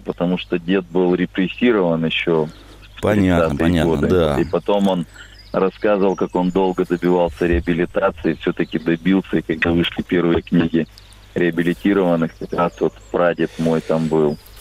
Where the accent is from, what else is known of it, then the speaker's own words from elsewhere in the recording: Blagoveshchensk, Amur Oblast, Russia; Я из Благовещенска